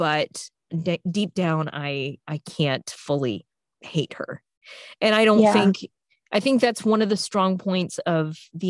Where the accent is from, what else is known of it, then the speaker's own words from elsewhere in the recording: the South, United States; I grew up in the South